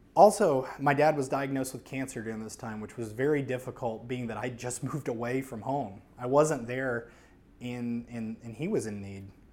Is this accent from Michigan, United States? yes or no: no; New Orleans, Louisiana, United States; moved away as an adult; I am from New Orleans, Louisiana. And I moved here in two thousand nine when I was about twenty-four, twenty-five